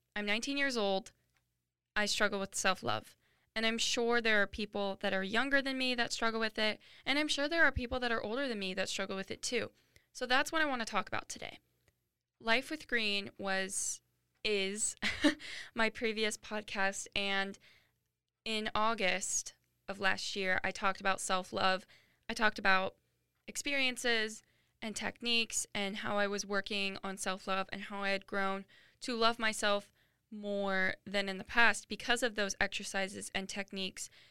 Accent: Washington, United States; moved away as an adult; now in Phoenix, United States; I go to school in Phoenix, Arizona, but I grew up in Washington

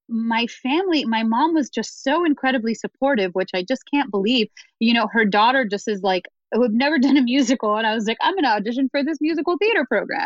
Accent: United States; also born or lived in Dominican Republic; I'm first generation to grow up. I was born in the Dominican Republic, first generation in my family to grow up here

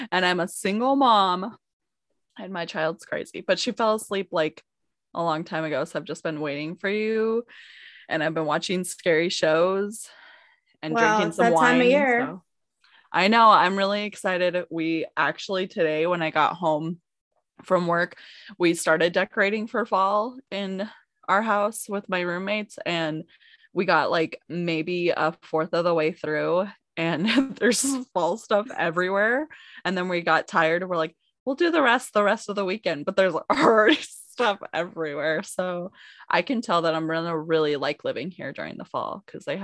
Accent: Simi Valley, California, United States; born or raised there

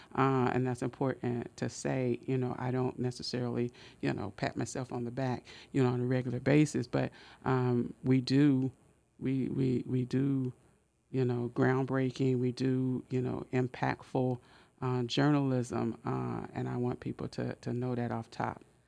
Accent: Oakland, California, United States; moved away as an adult; also born or lived in Richmond, California; now in Sacramento, United States; I grew up in West Oakland, and I just spent hours and hours at the West Oakland Public Library

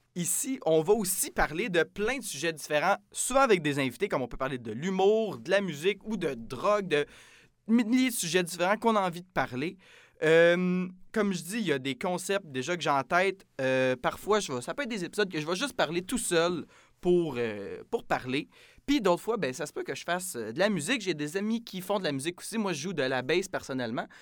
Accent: Saint-Jean-sur-Richelieu, Quebec, Canada; moved away as an adult; now in Jonquière, Canada; je viens de Saint-Jean-sur-Richelieu. Euh, un petit endroit proche de Montréal. Donc, euh, ben, moi, je suis venu ici pour mes études.

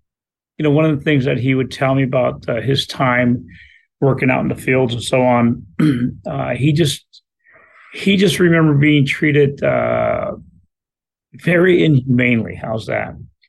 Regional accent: Oxnard, California, United States; first language Spanish; English is a second language; also born or lived in Ventura, California; I was born in Ventura, California, 1966. That makes me 56 years old. I was raised in Oxnard, California my entire life. My parents came from Mexico. They came from the Yucatan, and as well as my brother.

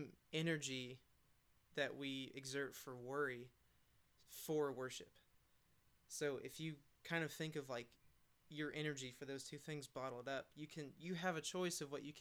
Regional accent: Atlanta, Georgia, United States; now in Murfreesboro, United States; I'm from Atlanta

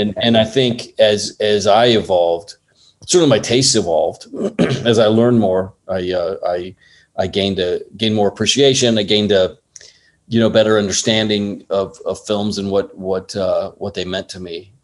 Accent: San Clemente, California, United States; moved away as an adult; also born or lived in Los Angeles, United States; now in Thailand; I grew up in Orange County uh, I went to San Clemente High School

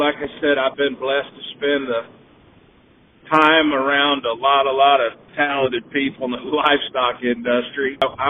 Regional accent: Baxter, Iowa, United States; I grew up in Baxter, Iowa

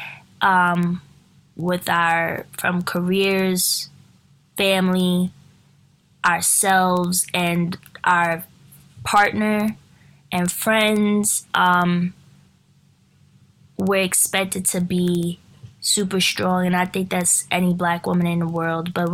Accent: New York City, New York, United States; also born or lived in Crown Heights, Brooklyn; I grew up in Greenpoint, Brooklyn. I'm from New York City.

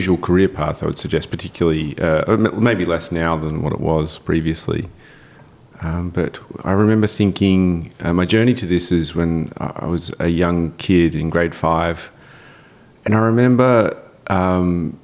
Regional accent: Melbourne, Victoria, Australia; I'm born and raised in Melbourne, Australia, in the eastern suburbs of Melbourne.

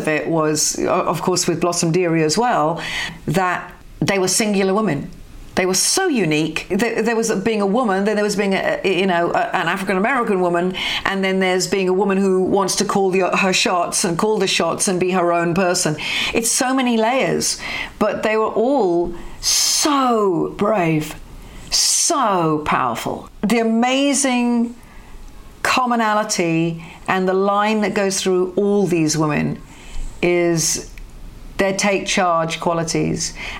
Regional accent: United Kingdom; Maybe it's because I'm a Brit, probably because I'm a Brit, that I can see this with the eyes that I have and understand it.

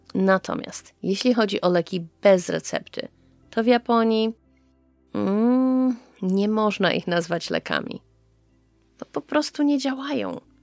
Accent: Poland; now in Japan; To moje korzenie są z Polski. Moja rodzina jest z Polski

